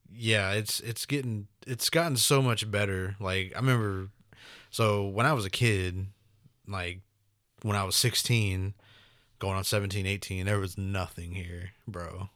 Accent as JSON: {"language": "English", "region": "Oklahoma", "country": "United States", "tie": "born or raised there", "said": "growing up in Oklahoma"}